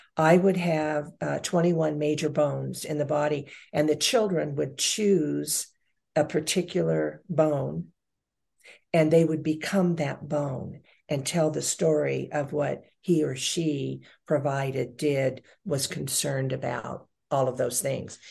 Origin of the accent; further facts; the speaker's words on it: Lake Elsinore, California, United States; also born or lived in Long Beach, California; Long Beach, uh, California, and a very small community called Lake Elsinore, California